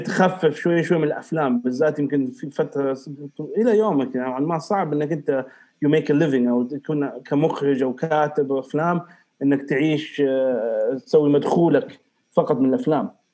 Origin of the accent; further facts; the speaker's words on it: Riyadh, Riyadh Province, Saudi Arabia; now in Eastern Province, Saudi Arabia; الرياض تظل مسقط راسي وبلدي الاولى يعني تربيتي ونشاتي كلها في الرياض بس خلاص حاليا الشرقيه خليني هنا